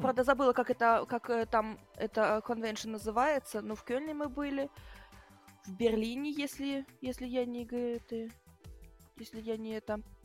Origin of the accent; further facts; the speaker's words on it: Germany; also born or lived in Bryansk, Russia; в первый мой день рождения мы переехали в Германию по еврейской миграции